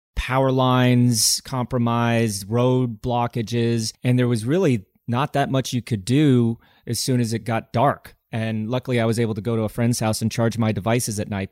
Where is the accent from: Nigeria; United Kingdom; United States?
United States; being an American